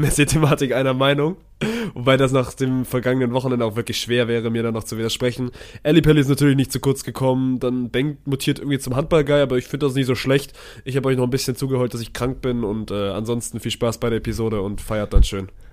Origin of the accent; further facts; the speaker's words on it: Swabia, Baden-Württemberg, Germany; ich als Schwabe